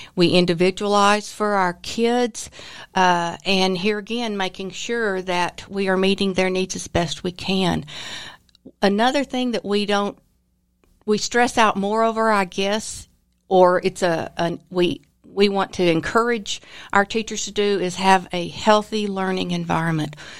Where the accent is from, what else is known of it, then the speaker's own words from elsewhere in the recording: Austin, Texas, United States; moved away; I was raised in Austin, which, uh, is a beautiful place, and so everything grew there